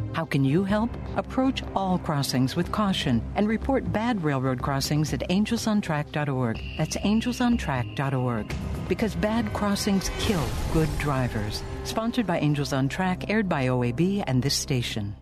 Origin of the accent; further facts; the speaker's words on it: New York City, New York, United States; I'm from New York City and or from New York State.